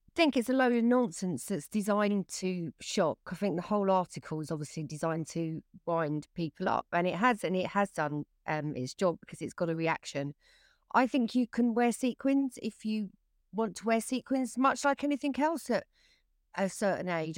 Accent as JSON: {"language": "English", "region": "England", "country": "United Kingdom", "said": "I'm English"}